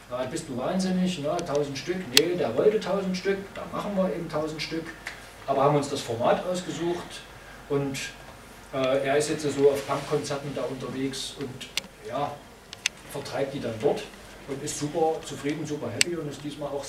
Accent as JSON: {"language": "German", "town": "Chemnitz", "region": "Saxony", "country": "Germany", "said": "ich komme aus Chemnitz, da hat ein Superhelden Captain Chemnitz äh, für sich entwickelt"}